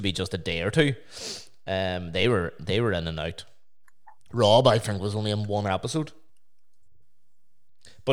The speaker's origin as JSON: {"language": "English", "town": "Omagh", "region": "Northern Ireland", "country": "United Kingdom", "said": "I'm from Oma."}